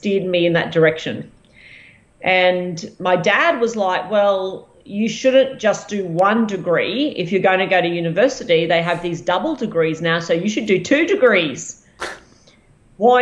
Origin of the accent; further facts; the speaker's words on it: Ipswich, Queensland, Australia; I grew up in Ipswich